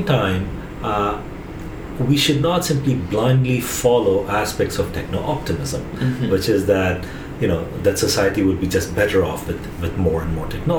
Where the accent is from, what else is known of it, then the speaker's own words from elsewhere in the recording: India; Growing up in India, we did not have voicemails